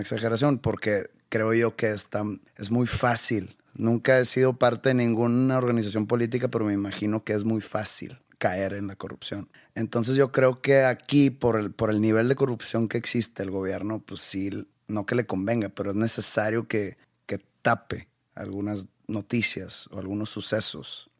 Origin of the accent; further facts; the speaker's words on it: Monterrey, Nuevo León, Mexico; soy de aquí de Monterrey